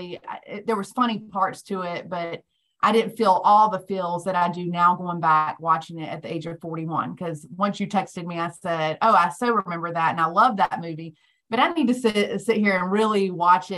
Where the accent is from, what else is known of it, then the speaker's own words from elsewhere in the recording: Durham, North Carolina, United States; I've always been in North Carolina, born and raised in Durham